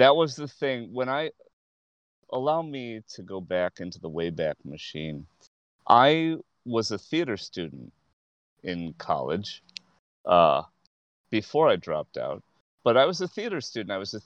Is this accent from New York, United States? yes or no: no; Chicago, Illinois, United States; I'm from Rogers Park